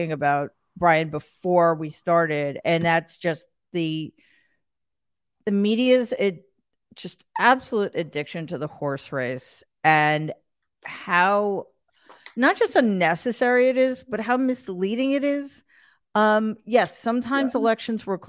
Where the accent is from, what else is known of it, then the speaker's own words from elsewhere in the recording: New York, United States; As a New Yorker in particular and a Northeasterner in general